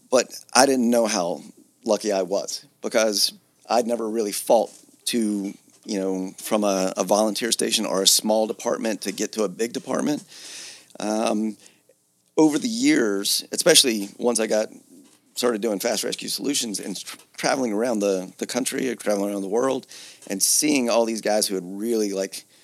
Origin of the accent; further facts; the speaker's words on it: Georgia, United States; moved away as an adult; also born or lived in Atlanta, Georgia / Philadelphia, Pennsylvania; originally I'm from Georgia.